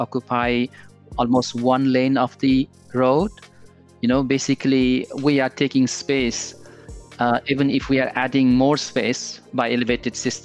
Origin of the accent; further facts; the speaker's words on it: Kathmandu, Bagmati, Nepal; moved away as an adult; now in United Kingdom; I was born and raised in Kathmandu. I almost like spend my 25, 27 years of my, you know, birth that years I spent there.